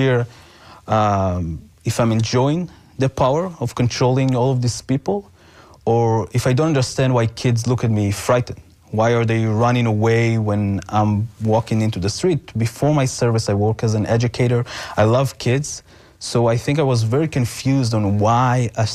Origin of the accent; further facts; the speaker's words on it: Israel; moved away; growing up in Israel